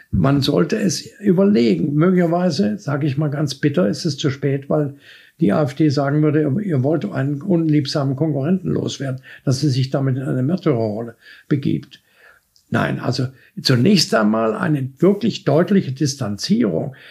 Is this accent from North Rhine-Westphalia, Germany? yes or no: no; Dresden, Saxony, Germany; als Junge in Dresden